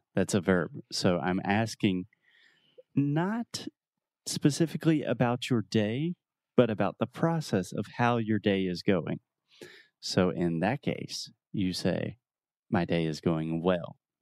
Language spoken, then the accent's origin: English; United States; I'm an American